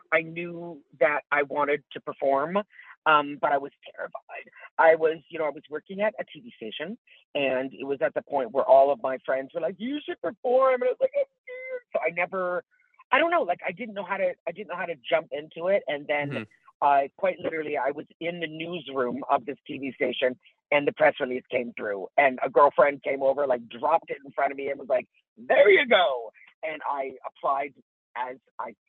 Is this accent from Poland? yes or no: no; Tillsonburg, Ontario, Canada; moved away as an adult; also born or lived in Toronto; I grew up in a little town called Tillsonburg, Ontario